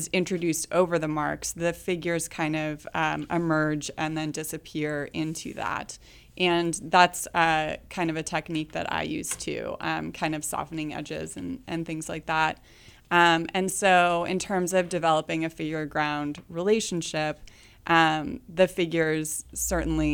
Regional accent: Northern California, United States; moved away as an adult; now in Kansas City, United States; I'm from Northern California. you know, grew up in the Redwoods and stuff and kind of on the coast

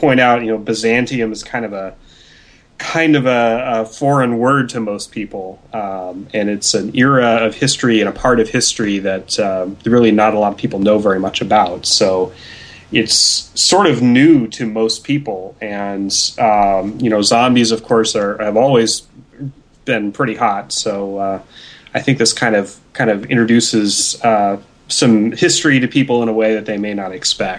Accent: Pacific Northwest, United States; I'm from the Pacific Northwest

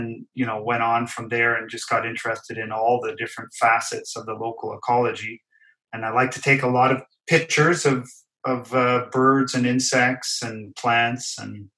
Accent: Sainte-Anne-de-Bellevue, Quebec, Canada; also born or lived in Hamilton, Ontario; I grew up in this town

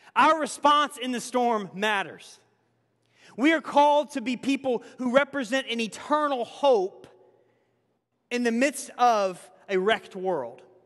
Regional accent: Tennessee, United States; moved away; my home state of Tennessee

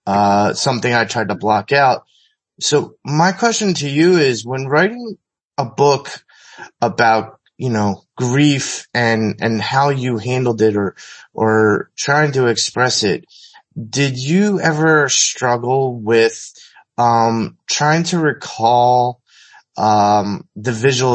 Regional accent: Philadelphia, Pennsylvania, United States

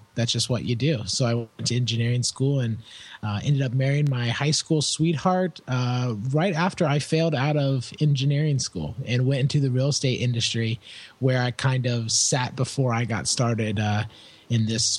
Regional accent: Indianapolis, Indiana, United States; I was born and raised in Indianapolis, Indiana, Midwestern boy, as we say over here in the States.

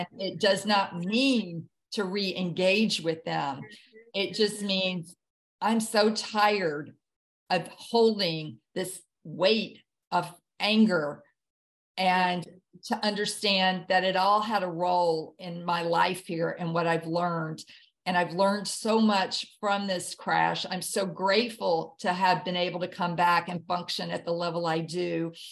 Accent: the South, United States; I grew up in the South and it was soul food and it was soul music.

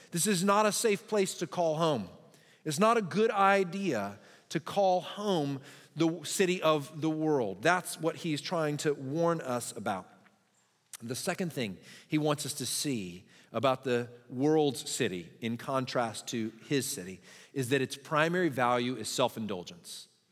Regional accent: Texas, United States; I'm a Texan

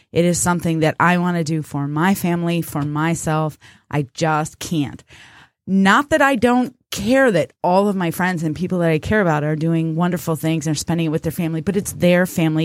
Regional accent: United States; We, as American people

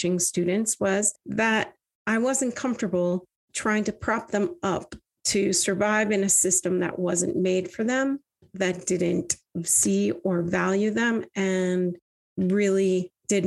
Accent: Vermont, United States; I grew up in Vermont, one of four daughters.

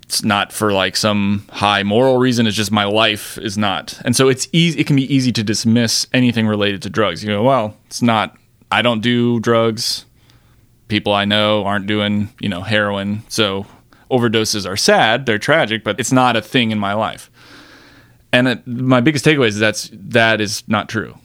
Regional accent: Florida, United States; I'm also from Florida

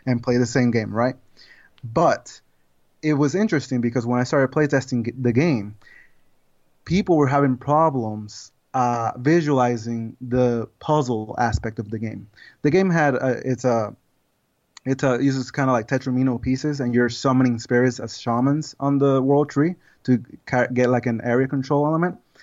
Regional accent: Puerto Rico; moved away as an adult; now in United States; I'm originally from Puerto Rico

